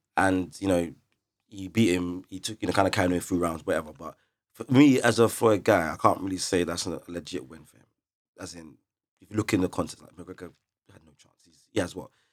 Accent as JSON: {"language": "English", "region": "London", "country": "United Kingdom", "said": "we're from London, we know how to handle the Kent white boys, Essex white boys"}